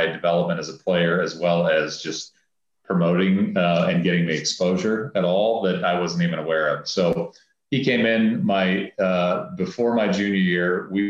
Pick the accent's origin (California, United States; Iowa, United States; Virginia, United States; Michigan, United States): Iowa, United States; Harlan; My hometown's Harlan's only an hour up the road from Omaha.